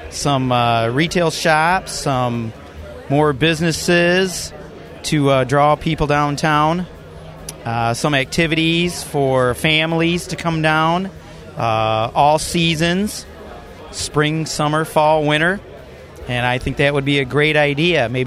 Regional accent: Muskegon, Michigan, United States; I'm from Muskegon Break, and I grew up here in Muskegon.

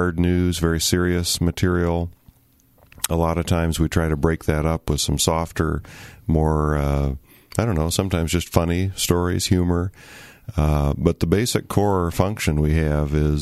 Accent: Kalamazoo, Michigan, United States; moved away as an adult; also born or lived in Ohio / Missouri / Bay City, Michigan / Flint, Michigan; now in Muskegon, United States; I grew up in Kalamazoo after being born in Ohio

